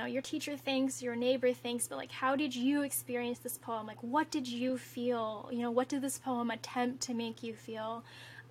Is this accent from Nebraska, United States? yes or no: yes; Omaha, Nebraska, United States; now in New York City, United States; my hometown